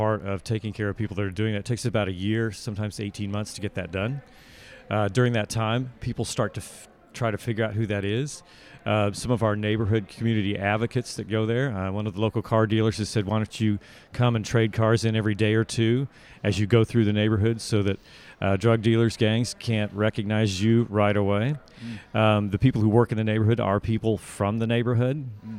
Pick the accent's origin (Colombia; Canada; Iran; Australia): Australia; accent: Australian; My Australian accent. That's about as good as it gets. I don't really practice accents. Since I already have one, I try to stick with that one.